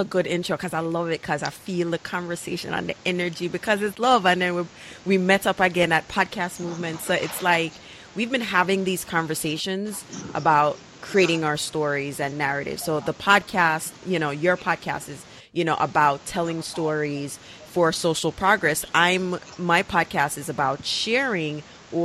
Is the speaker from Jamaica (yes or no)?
yes; Jamaica; I'm Jamaican